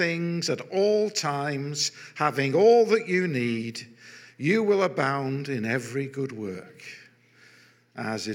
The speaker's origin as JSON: {"language": "English", "town": "Manchester", "region": "North West England", "country": "United Kingdom", "tie": "born or raised there", "also_born_or_lived": "London / Altrincham", "said": "I'm a Mancunian by birth, a proud Mancunian by birth."}